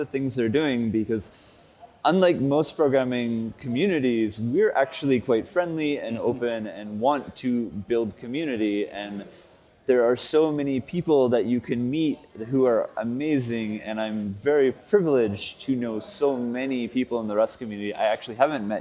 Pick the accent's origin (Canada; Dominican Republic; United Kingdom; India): Canada; Victoria, British Columbia; moved away as an adult; now in Berlin, Germany; I'm from Victoria, BC, Canada, and I live in Berlin